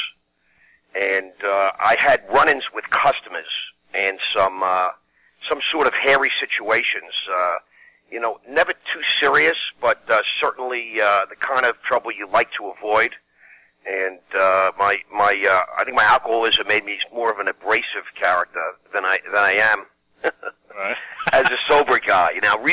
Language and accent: English; Long Island, New York, United States; I come from Long Island, the Five Towns area on the South Shore of Long Island